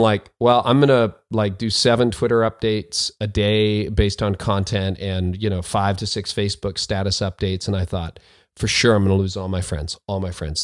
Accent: Canada; also born or lived in north of Toronto, Canada; I'm a Canadian

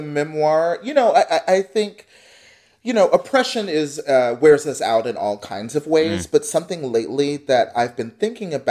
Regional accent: Dallas, Texas, United States; moved away as an adult; now in Columbus, United States; I grew up in Texas. I grew up in the suburbs of North Dallas.

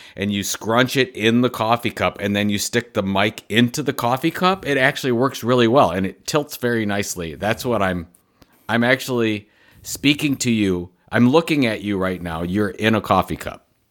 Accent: Cleveland, Ohio, United States; my hometown of Cleveland, Ohio.

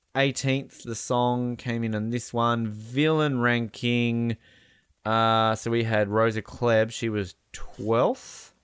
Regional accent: Australia; I'm Australian

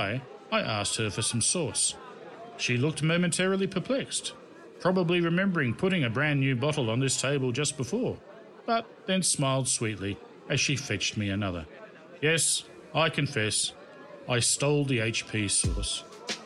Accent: Australia; now in China; As an Australian, I'd been automatically granted a 90-day stay in Hong Kong

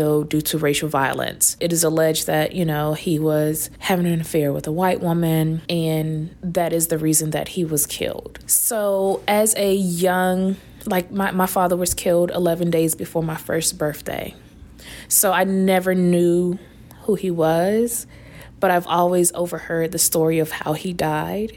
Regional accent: Raleigh, North Carolina, United States; I'm from Raleigh, North Carolina

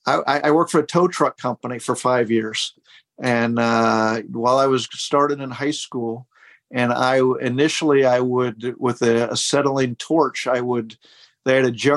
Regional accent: Columbus, Ohio, United States; I grew up in Columbus, Ohio, and … played in St. John Arena, which was Ohio State's basketball arena at the time.

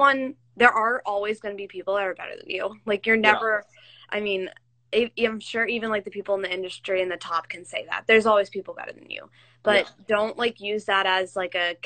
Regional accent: Philadelphia, Pennsylvania, United States; I'm from Philly, so I'm a Phillies fan

